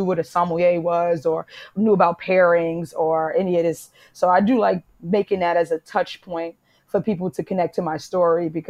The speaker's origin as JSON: {"language": "English", "town": "New York City", "region": "New York", "country": "United States", "also_born_or_lived": "Italy / Portugal", "moved": "as an adult", "said": "I'm from Harlem"}